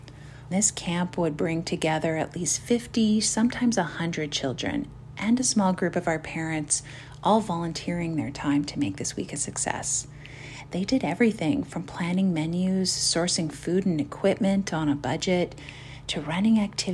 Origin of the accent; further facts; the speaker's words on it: Toronto, Ontario, Canada; a great memory I have growing up in the Toronto WCG